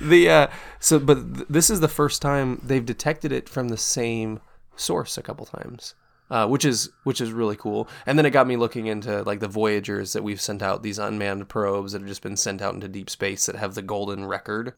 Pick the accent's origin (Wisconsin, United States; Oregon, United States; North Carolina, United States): Oregon, United States; Portland; moved away; I'm from actual Portland. Portland city limits